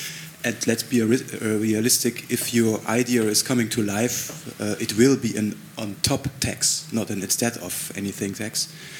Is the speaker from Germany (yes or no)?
yes; Germany; I come from Germany